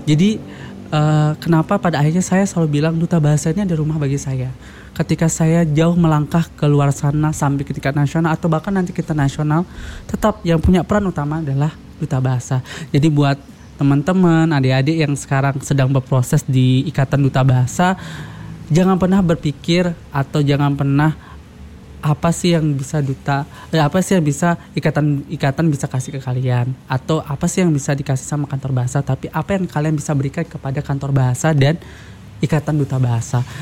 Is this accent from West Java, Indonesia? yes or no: no; West Nusa Tenggara, Indonesia; first language Sasak; Eh, iya, dari aku dari Lombok. Aku nah, dari Lombok.